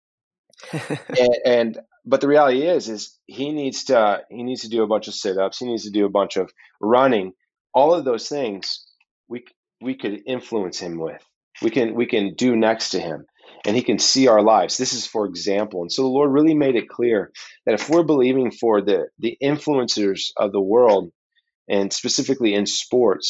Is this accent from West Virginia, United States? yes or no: no; Oklahoma, United States; I'm from Oklahoma